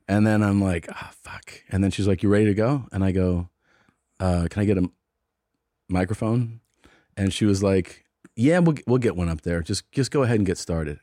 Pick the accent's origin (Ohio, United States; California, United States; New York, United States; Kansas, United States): Ohio, United States; Cincinnati; they know I'm from Cincinnati